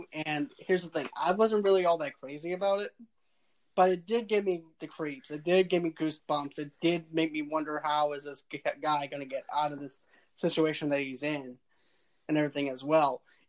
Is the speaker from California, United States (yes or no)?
no; Boston, Massachusetts, United States; I'm also from Boston.